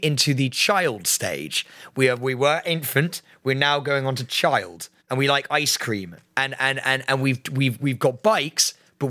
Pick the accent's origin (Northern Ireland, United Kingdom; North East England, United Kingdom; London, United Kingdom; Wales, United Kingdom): London, United Kingdom; I am from Fulham.